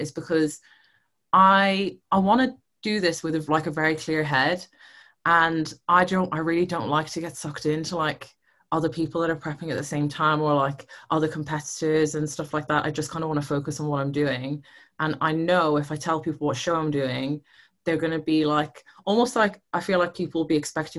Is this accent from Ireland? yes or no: yes; Ireland; moved away as an adult; now in United Kingdom; I'm originally from Ireland. I moved to the UK probably, I think it's nearly 10 years now